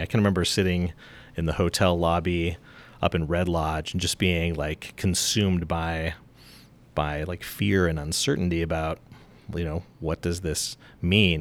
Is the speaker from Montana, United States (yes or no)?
yes; Helena, Montana, United States; moved away as an adult; I grew up in Helena